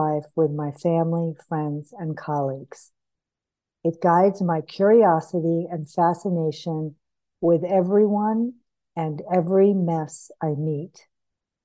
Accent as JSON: {"language": "English", "town": "St. Johnsbury", "region": "Vermont", "country": "United States", "tie": "born or raised there", "said": "I moved back to my hometown on the other side of the state of Vermont, St. Johnsbury."}